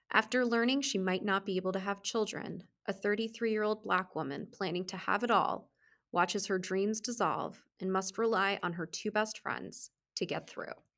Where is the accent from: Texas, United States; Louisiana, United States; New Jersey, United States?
New Jersey, United States; growing up in New Jersey, I was on the younger side when this movie came out